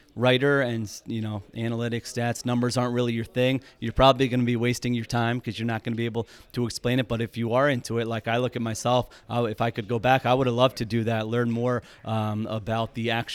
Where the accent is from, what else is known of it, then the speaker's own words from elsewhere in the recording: Philadelphia, Pennsylvania, United States; I was a big Allen Iverson fan growing up in Philadelphia